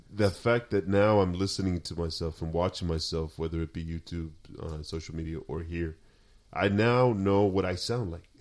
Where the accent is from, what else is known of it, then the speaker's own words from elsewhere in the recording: Sinaloa, Mexico; moved away; we're from Sinaloa.